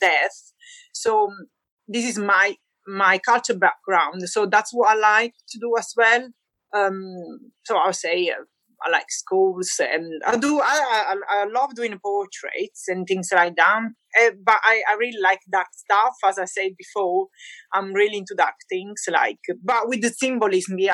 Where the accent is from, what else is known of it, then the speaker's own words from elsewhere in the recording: Naples, Campania, Italy; English is a second language; now in Shrewsbury, United Kingdom; I am from Naples, Italy.